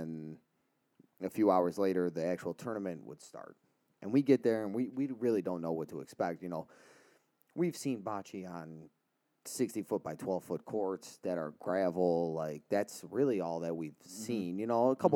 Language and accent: English; Cleveland, Ohio, United States; we're from Cleveland.